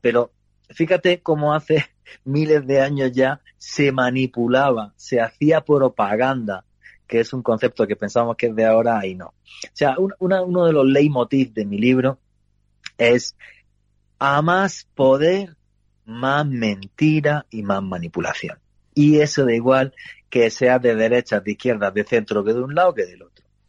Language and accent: Spanish; Granada, Andalusia, Spain; moved away; yo soy de Granada, de un pueblito